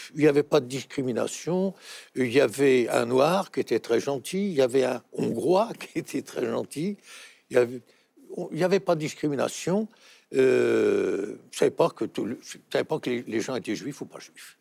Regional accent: Paris, Île-de-France, France; à l'école de la rue Le Pic, puisque vous le savez, je suis né à Montmartre

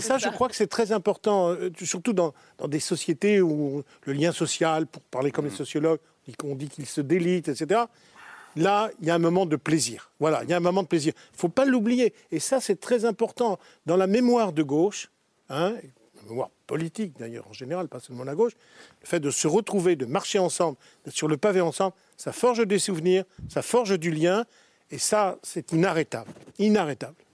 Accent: France; Je suis Français

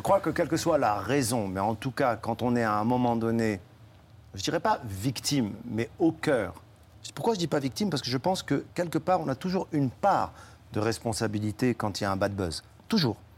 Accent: Morocco; now in France; Je suis immigré en France et je suis marocain

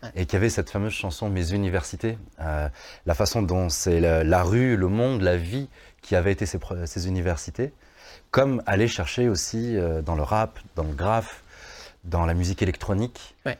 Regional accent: Vaulx-en-Velin, Auvergne-Rhône-Alpes, France; J'ai grandi au Mas du Taureau, un quartier qui a mauvaise presse

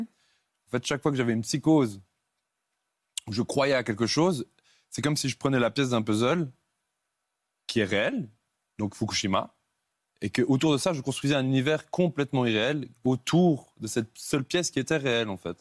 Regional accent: Switzerland; Je suis suisse.

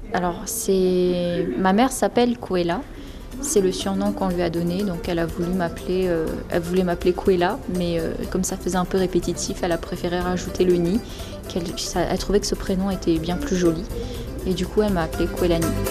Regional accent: New Caledonia; also born or lived in Metropolitan France; now in France; je suis née en Nouvelle-Calédonie

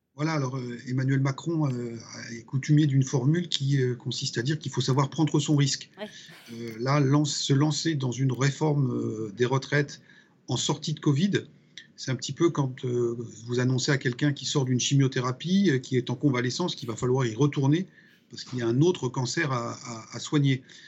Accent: Sarthe, Pays de la Loire, France; je suis originaire de la Sarthe

